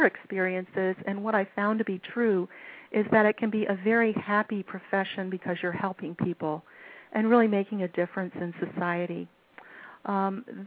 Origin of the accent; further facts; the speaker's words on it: Washington, District of Columbia, United States; I grew up here in the Washington, D.C. area.